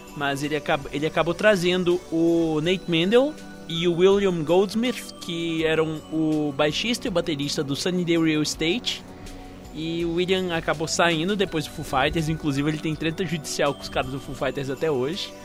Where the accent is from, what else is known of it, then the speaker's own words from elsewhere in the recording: Patos de Minas, Minas Gerais, Brazil; nós dois somos de Patos de Minas, né? Uma cidade que assim, direto e reto não tinha muita coisa pra gente fazer.